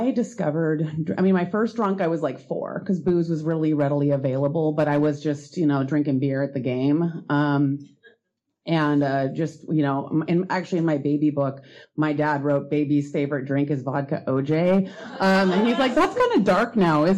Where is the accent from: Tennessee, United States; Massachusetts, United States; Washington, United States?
Washington, United States; Seattle; I grew up in Greenwood